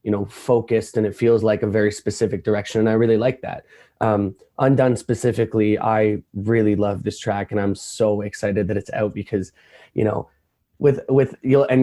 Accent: Toronto, Ontario, Canada; I am a artist from Toronto, Canada

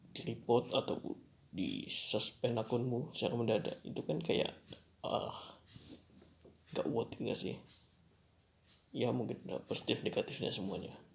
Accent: Java, Indonesia; aku orang Jawa juga

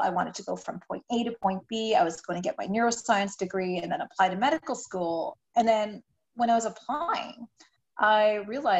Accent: Canada; I'm Canadian

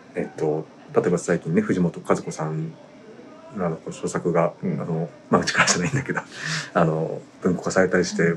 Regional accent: Yamagata, Japan; moved away; 僕は地元は山形でしたけど

